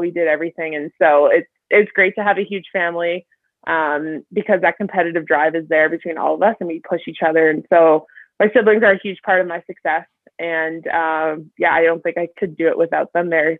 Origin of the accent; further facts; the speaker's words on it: Sudbury, Ontario, Canada; now in Calgary, Canada; I grew up obviously in Sudbury